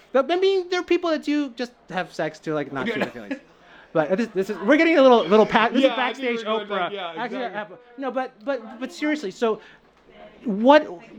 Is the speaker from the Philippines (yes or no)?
yes; Philippines; I'm Filipino